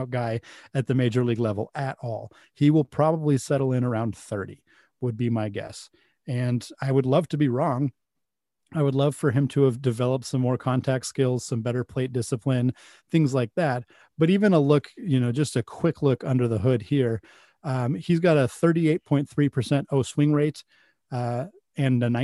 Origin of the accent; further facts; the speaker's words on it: Pacific Northwest, United States; I grew up in the Pacific Northwest, so I've always been a Mariners fan